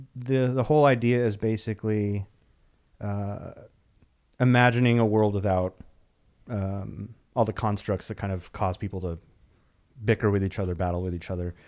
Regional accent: Dallas, Texas, United States; born or raised there; also born or lived in El Paso, Texas / San Francisco area; now in Los Angeles, United States

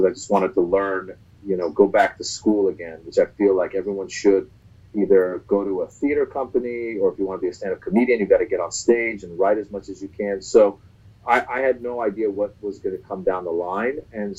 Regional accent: Northern California, United States; also born or lived in Iran; now in Los Angeles, United States; We left from Iran late 78 and then ended up in Northern California, where I grew up the rest of my life.

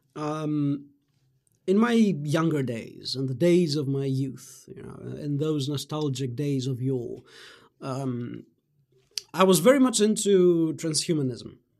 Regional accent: Greece; also born or lived in Germany; I was born in Greece and although I, uh, spent my childhood in Germany, I, you know, I then returned to my, uh, home country and, um, uh, you know, went to, uh, I, you know, I had the, the rest of primary school in Greece and then junior high in high school

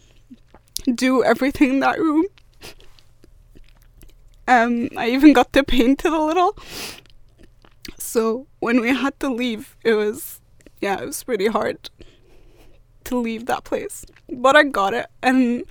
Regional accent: Alexandria, Alexandria Governorate, Egypt; moved away as an adult; also born or lived in Cairo, Egypt; now in Sunderland, United Kingdom; I used to live in Cairo when I was really young, and then I moved to Alexandria where I lived for about 14-15 years.

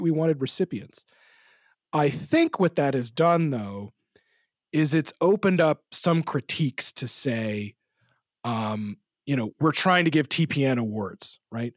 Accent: Canada; I'm from a sort of rural Canadian community.

